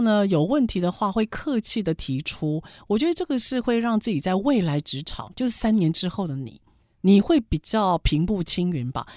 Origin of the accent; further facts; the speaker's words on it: Taiwan; 我们台湾人的正义感 是亚洲的前三名